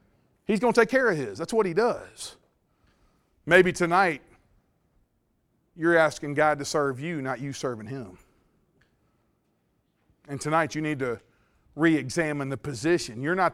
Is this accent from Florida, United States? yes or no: no; Mississippi, United States; now in Louisiana, United States; Well, I grew up in Mississippi and came over to Louisiana